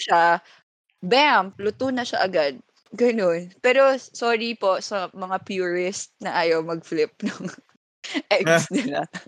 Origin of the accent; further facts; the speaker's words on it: Masbate, Bicol Region, Philippines; now in Manila, Philippines; sa amin sa Masbate, pag may lechon, may dinuguan